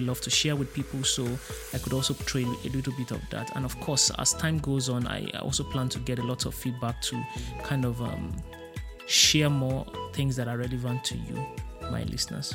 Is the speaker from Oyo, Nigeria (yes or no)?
yes; Ibadan, Oyo, Nigeria; moved away as an adult; now in Berlin, Germany; I'm a Nigerian. I grew up in Ibadan, a city in southwest Nigeria, but I'm currently based in Berlin, Germany